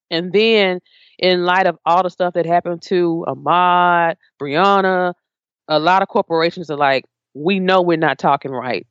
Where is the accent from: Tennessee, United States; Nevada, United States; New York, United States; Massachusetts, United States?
Tennessee, United States; Memphis; I grew up in Memphis